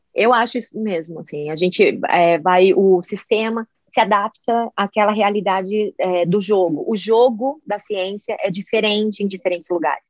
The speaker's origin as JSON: {"language": "Portuguese", "country": "Brazil", "also_born_or_lived": "Puerto Rico", "moved": "as an adult", "lives_now": "Boulder, United States", "said": "depois que eu saí do Brasil"}